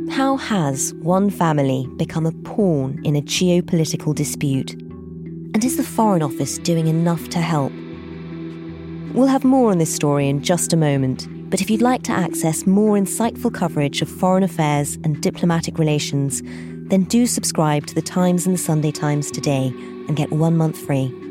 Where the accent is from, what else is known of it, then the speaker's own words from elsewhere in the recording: United Kingdom; we, as British citizens